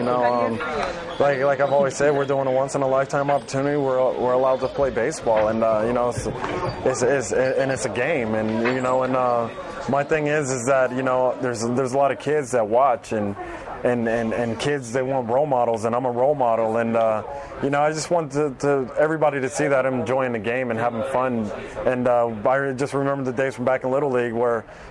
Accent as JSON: {"language": "English", "country": "United States", "moved": "as an adult", "lives_now": "Japan", "said": "being American"}